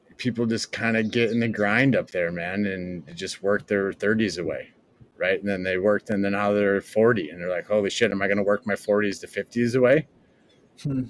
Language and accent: English; United States; moved away as an adult; now in Canoa, Ecuador; I love America and I love being American.